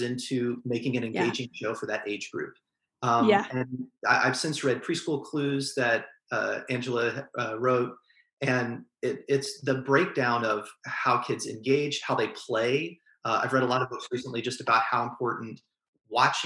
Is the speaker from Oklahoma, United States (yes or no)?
yes; Norman, Oklahoma, United States; So I was born and raised there. I have 4 or 5 generations in Norman.